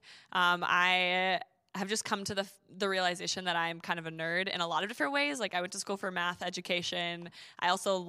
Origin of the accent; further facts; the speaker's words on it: Duluth, Minnesota, United States; I grew up in Duluth, Minnesota